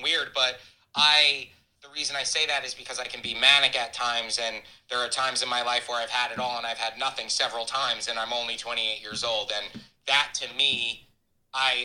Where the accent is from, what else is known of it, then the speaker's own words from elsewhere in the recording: Hamptons, Long Island, New York, United States; I got into real estate in the Hamptons. It's where I'm from. I'm from New York, Long Island, the East End